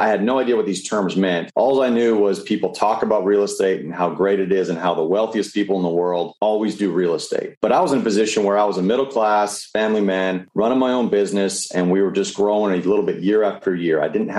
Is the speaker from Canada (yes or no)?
yes; Canada; moved away as an adult; now in United States; I came from Canada back in 2004, came down to play baseball on a scholarship.